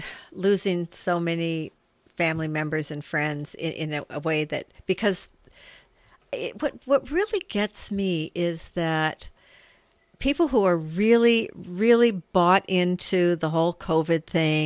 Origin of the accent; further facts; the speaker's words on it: United States; moved away; And as an American, I would say that it's the same for Americans.